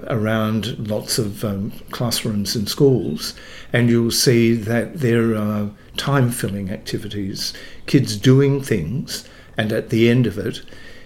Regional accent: Dalwallinu, Western Australia, Australia; I'm a West Australian born. I was born in Dalwallinu, which is up country.

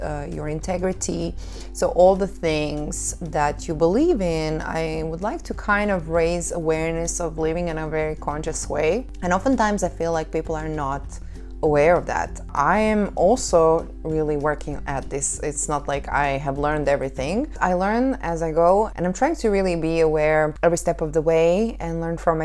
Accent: Croatia; moved away; Croatia, my home country

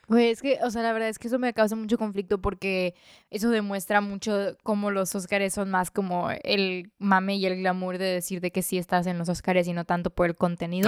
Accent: Mexico; como mexicano

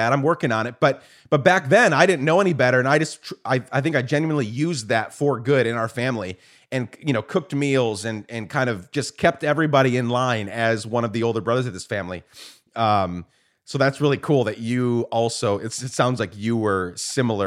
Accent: Guatemala; moved away; I grew up in Guatemala

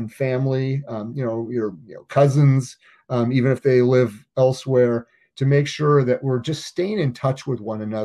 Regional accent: Oregon, United States; I'm a native Oregonian

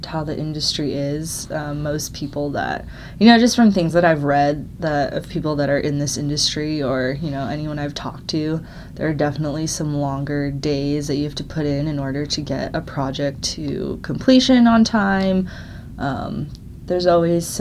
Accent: Scottsdale, Arizona, United States; moved away as an adult; now in Colorado, United States; I grew up in Scottsdale

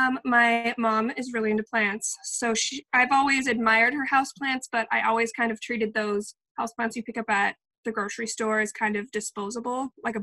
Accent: California, United States; now in Minnesota, United States; I'm from California

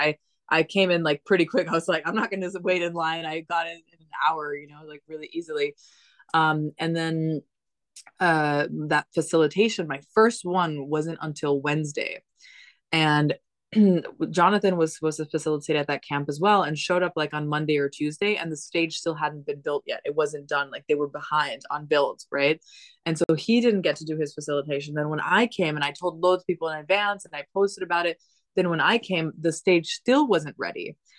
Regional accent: Dominican Republic; I've been nomadic since I was 3 years old. I grew up in the Dominican Republic. Like I've been to lots of crazy different environments.

